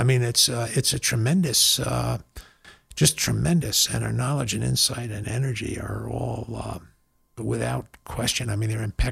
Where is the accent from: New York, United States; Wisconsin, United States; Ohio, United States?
New York, United States; now in Canyon, United States; I'm from New York